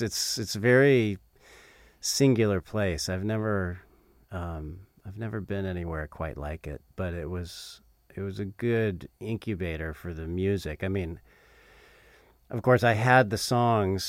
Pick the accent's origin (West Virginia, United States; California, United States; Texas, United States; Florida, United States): California, United States; Southern; moved away as an adult; now in North Carolina, United States; I moved to North Carolina in 2007. Uh, so I grew up in um, I grew up in Southern California.